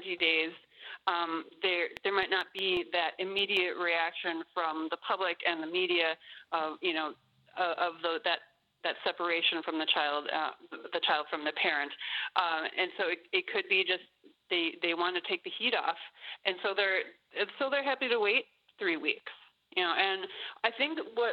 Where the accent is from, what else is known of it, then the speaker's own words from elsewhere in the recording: United States; as an American